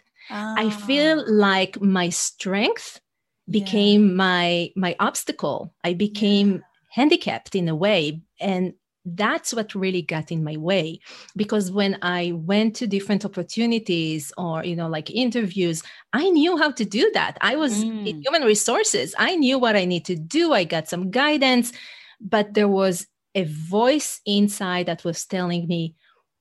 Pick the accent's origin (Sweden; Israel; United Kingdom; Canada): Israel; English is a second language; moved away as an adult; now in New York City, United States; I'm originally from Israel.